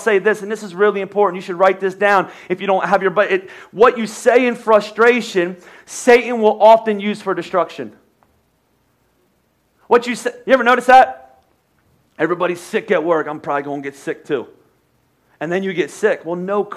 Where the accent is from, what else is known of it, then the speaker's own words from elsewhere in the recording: United States; I'm American